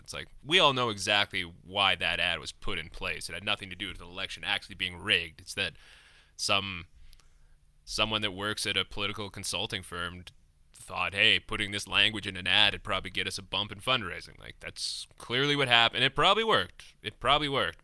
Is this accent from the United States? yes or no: no; Lethbridge, Alberta, Canada; moved away; I'm from Lethbridge